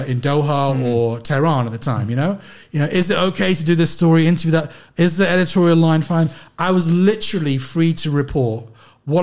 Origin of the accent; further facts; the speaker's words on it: London, United Kingdom; I was from London